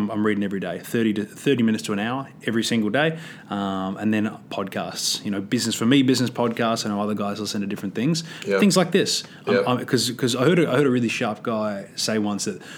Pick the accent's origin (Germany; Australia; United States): Australia; I'm from Australia